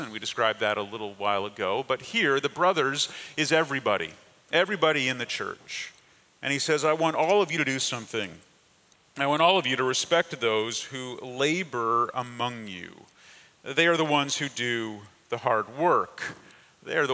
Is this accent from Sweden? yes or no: no; Canada; moved away; I grew up in Canada